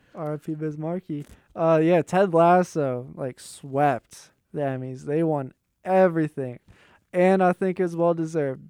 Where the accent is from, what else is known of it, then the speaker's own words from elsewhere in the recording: Pittsburgh, Pennsylvania, United States; accent: Yinzer; I'm from Pittsburgh.